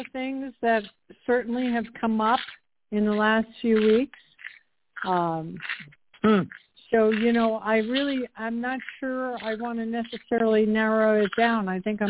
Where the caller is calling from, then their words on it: Tucson, Arizona, United States; I'm calling from Tucson, Arizona.